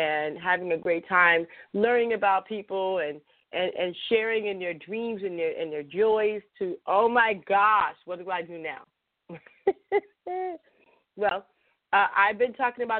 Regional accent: Chicago, Illinois, United States; I'm from Chicago, so I say boyfriend, girlfriend

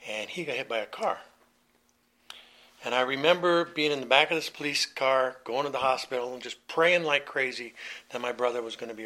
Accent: Southern California, United States; also born or lived in New York City, US (born, Brooklyn); When I was 9 years old, we moved from New York to California, Southern California

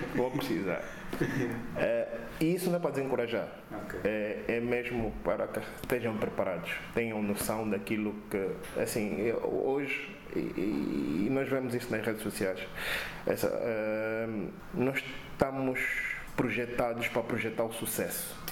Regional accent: Angola; eu como angolano

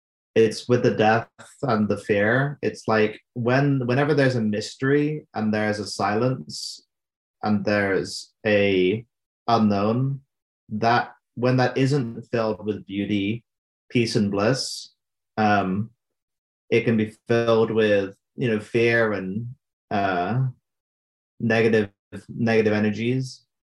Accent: United Kingdom; now in Albuquerque, United States; I'm from the UK.

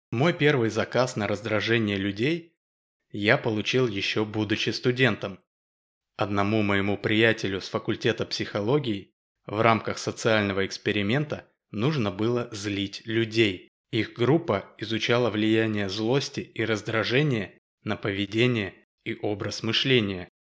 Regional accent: Moscow, Russia; Ну и как полагается раздражителю, конечно же, я из Москвы.

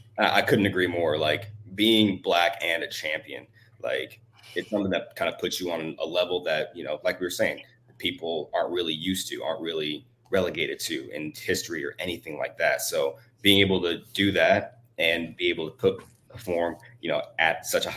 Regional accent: Peoria, Illinois, United States; now in Texas, United States; representing Texas, originally I'm from Illinois. I grew up in a small town called Peoria, about 2.5 hours south of Chicago. It's like right in the middle of a cornfield, right?

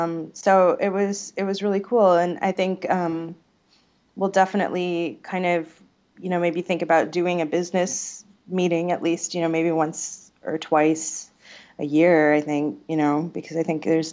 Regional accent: Illinois, United States; Well, I grew up near Chicago, so we don't have like the long vowels that we do there.

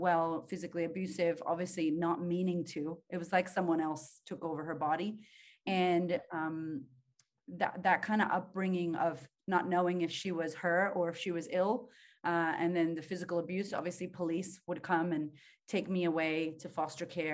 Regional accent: Boston, Massachusetts, United States; now in Australia; I grew up in Boston, Massachusetts, shout out to Beantown

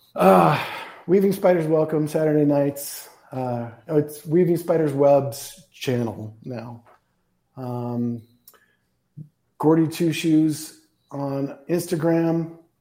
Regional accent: Tucson, Arizona, United States; I've lived here my whole life. I was born in Tucson lived a bunch of places, but always come back

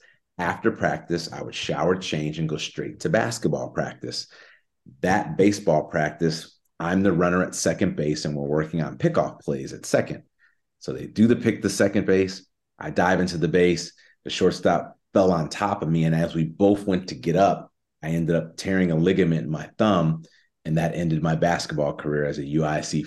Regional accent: Chicago, Illinois, United States; I'm from Chicago

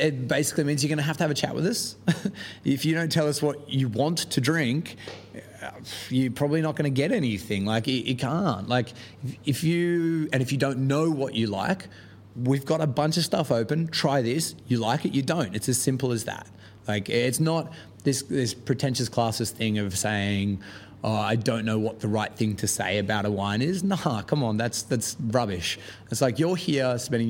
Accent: Australia; moved away as an adult; now in London, United Kingdom; where I'm from in Australia

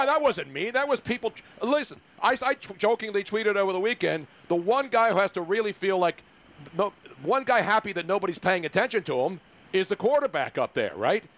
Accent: Philadelphia, Pennsylvania, United States; as a Philadelphian

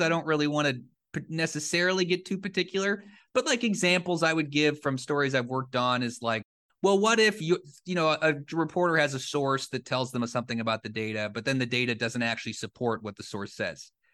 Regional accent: Cedar Rapids, Iowa, United States; moved away; the paper where I grew up in the Cedar Rapids Gazette in Eastern Iowa

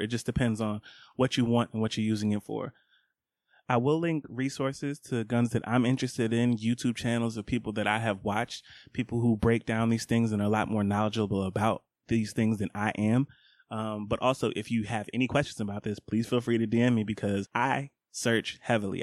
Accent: Scottdale, Georgia, United States; I grew up in Scottsdale, Georgia. That is on the east side. I was a stone's throw from Stone Mountain

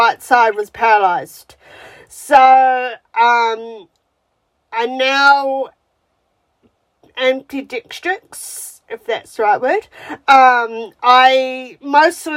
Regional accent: New Zealand; moved away as an adult; now in Melbourne, Australia; I'm from New Zealand originally, and I've lived in Australia since 2009

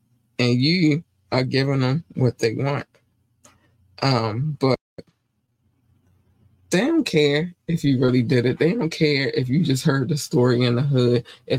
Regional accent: North Carolina, United States; born there; Like I said, I was born in North Carolina.

